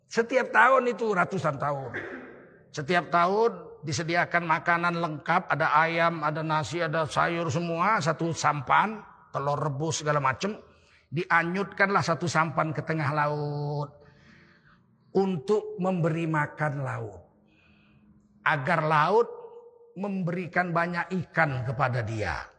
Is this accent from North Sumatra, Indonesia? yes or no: yes; Tanjung Sari, North Sumatra, Indonesia; Pertama kali NU berdiri di Sumatera Utara di kampung saya di Setiabudi Tanjung Sari.